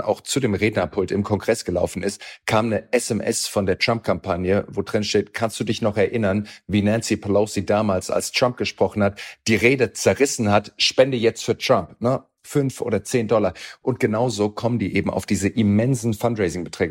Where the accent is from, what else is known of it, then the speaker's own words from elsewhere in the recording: Germany; bei uns in Deutschland